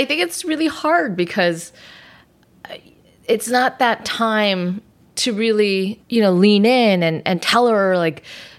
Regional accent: Los Angeles, California, United States; parents immigrated from Hong Kong and Southern China. So I speak Chinese, but I'm born and raised in the United States.

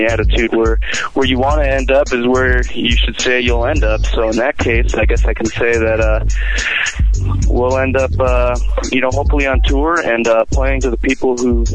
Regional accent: Southern California, United States; now in Denver, United States; I'm from California, Southern California, but I currently live in Denver

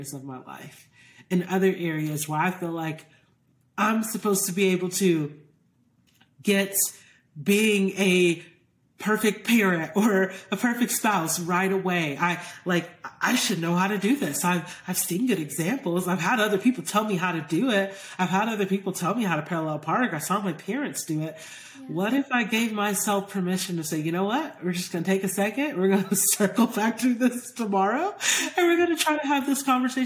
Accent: Georgia, United States; I grew up in Georgia

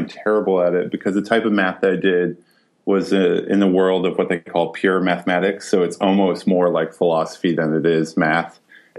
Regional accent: Iowa, United States; born and raised on the banks of the Mississippi in Iowa

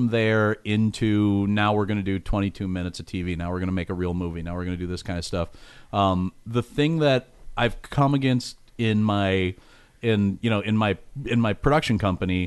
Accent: Minnesota, United States; I'm from Minnesota

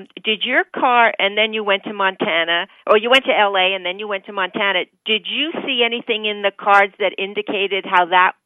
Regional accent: Toronto, Ontario, Canada; now in Buffalo, United States; I'm originally from Toronto.

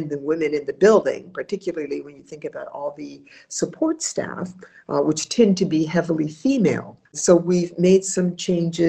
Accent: Ohio, United States; moved away as an adult; also born or lived in Washington, D.C.; I'm from Ohio, I'm from the Midwest.

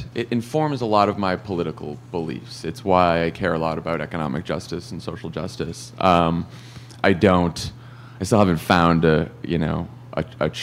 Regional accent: Massachusetts, United States; born or raised there

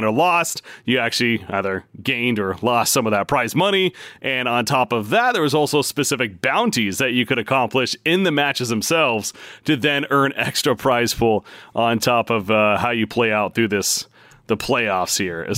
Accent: West Coast, United States; I'm from the West Coast myself as well.

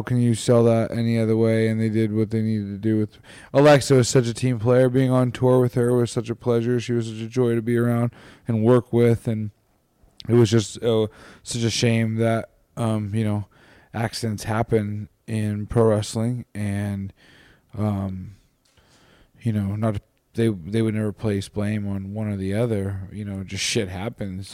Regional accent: Hilmar, California, United States; I'm from Hilmar, California, which is forty-five minutes outside of Stockton. We're, I'm a two oh nine boy, too, so, and, like, I was raised there

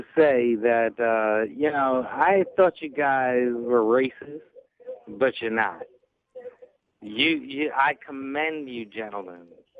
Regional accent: Long Island, New York, United States; moved away; I'm from Long Island, New York.

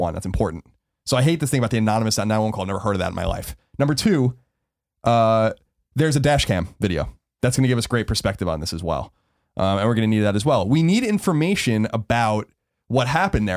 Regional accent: New York City, New York, United States; moved away; I come from New York

